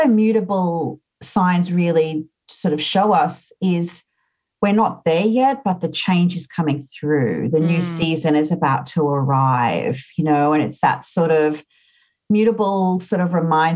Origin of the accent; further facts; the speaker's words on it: Australia; I'm an Australian.